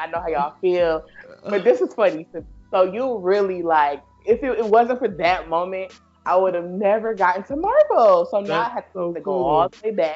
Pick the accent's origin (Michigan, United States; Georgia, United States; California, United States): Michigan, United States; Detroit; moved away; I'm from Detroit, I always talk about how my family is hood as fuck